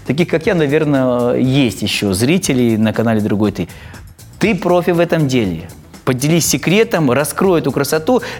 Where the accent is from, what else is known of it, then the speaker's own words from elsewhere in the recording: Almaty, Kazakhstan; Я, я алматинец